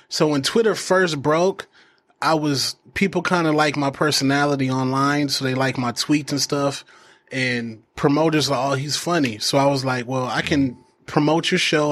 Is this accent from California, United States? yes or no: no; Phoenix, Arizona, United States; also born or lived in Denver, Colorado; I was uh, raised in Maryvale, West Phoenix.